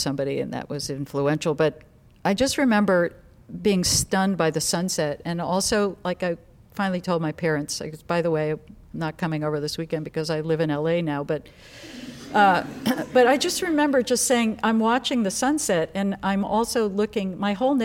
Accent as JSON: {"language": "English", "region": "New York", "country": "United States", "tie": "born or raised there", "moved": "as an adult", "lives_now": "Los Angeles, United States", "said": "I was born in New York, by the way. I'm not a Valley girl."}